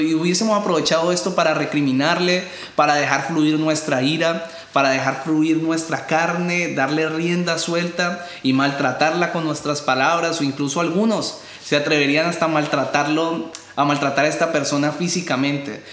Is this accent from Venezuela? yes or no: no; Colombia; los que somos de Colombia